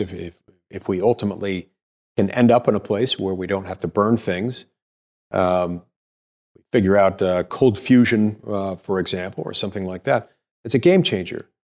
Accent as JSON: {"language": "English", "region": "Utah", "country": "United States", "tie": "born or raised there", "also_born_or_lived": "McLean, Virginia", "said": "I grew up in Utah"}